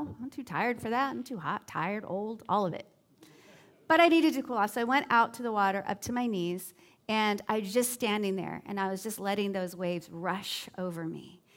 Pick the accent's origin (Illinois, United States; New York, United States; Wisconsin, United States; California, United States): California, United States; Southern; now in Southwest Florida, United States; I grew up at beaches in Southern California, and I went to beaches from before the time I could walk all the way up through high school